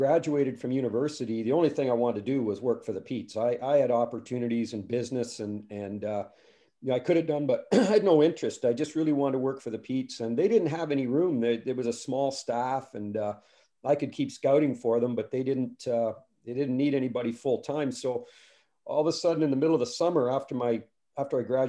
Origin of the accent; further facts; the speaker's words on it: Lindsay, Ontario, Canada; I grew up in Lindsay, Ontario